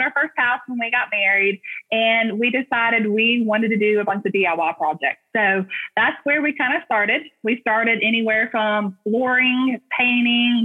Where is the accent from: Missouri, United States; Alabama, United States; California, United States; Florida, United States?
Alabama, United States; Hoover; accent: Southern twang; We're from Alabama, born and raised in Hoover, Alabama, and my husband is too